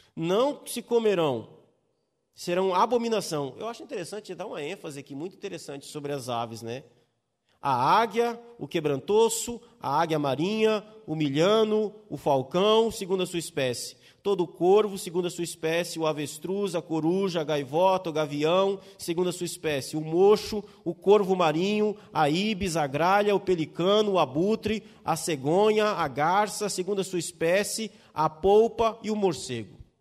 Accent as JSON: {"language": "Portuguese", "region": "Espírito Santo", "country": "Brazil", "moved": "yes", "said": "Eu venho de um, de um estado, de uma região onde o consumo de peixe é muito alto. E tem um peixe que é muito famoso lá no meu estado. É o peruá. Se você for no estado do Espírito Santo"}